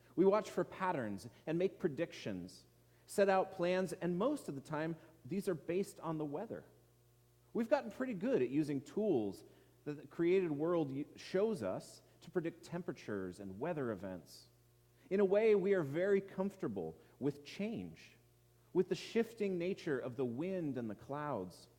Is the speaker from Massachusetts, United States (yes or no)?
no; Edmonds, Washington, United States; watched the sunsets over the Puget Sound in my hometown of Edmonds